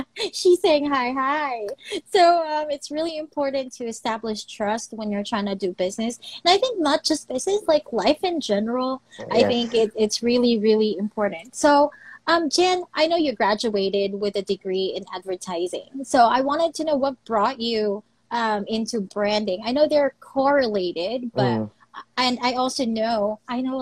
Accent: Philippines; my home country, the Philippines

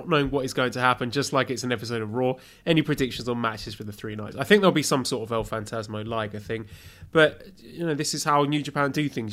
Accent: United Kingdom; I'm British.

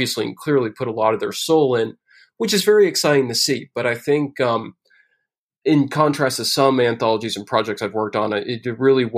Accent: New York City, New York, United States; as a New Yorker

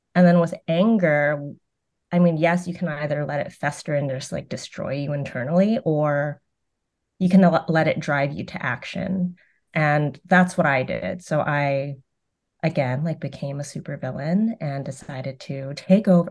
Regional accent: Concord, California, United States; also born or lived in Vietnam; grew up in Concord, California

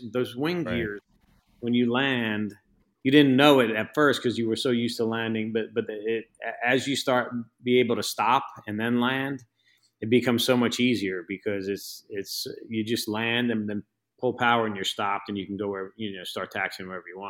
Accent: New York, United States; I came from New York, so I had no idea what kind of expect, you know?

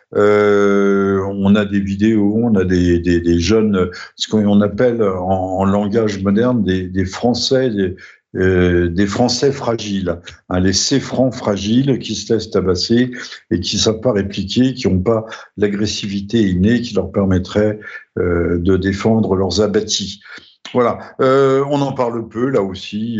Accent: France; chez nous en France et en Europe

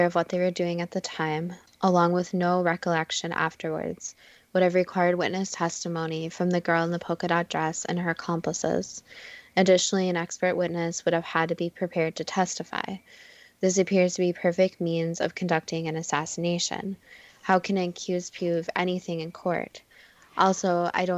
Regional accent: Minnesota, United States; We're obviously from Minnesota

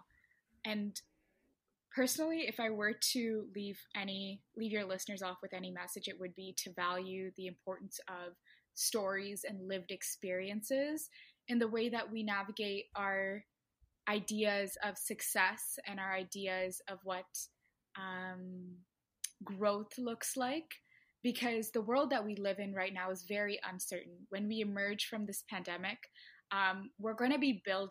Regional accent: Toronto, Ontario, Canada; also born or lived in Ottawa; I'm from Toronto, so I'd make that sound all the time

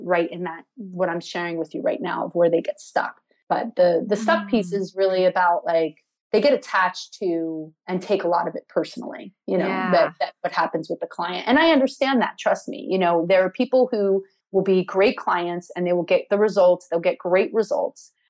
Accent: New Jersey, United States; I was born in Jersey.

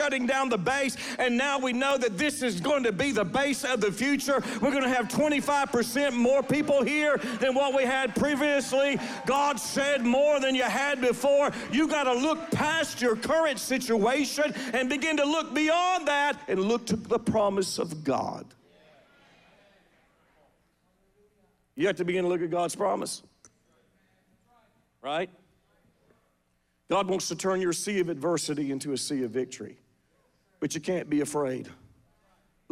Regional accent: the South, United States; we're from the South

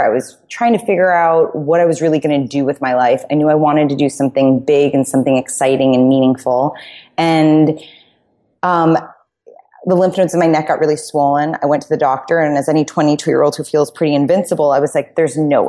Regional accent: New York City, New York, United States; But I grew up in New York City.

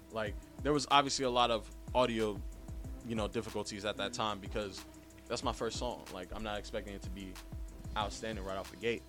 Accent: New York City, New York, United States; I'm a Bronx native. I was born not too far away from here.

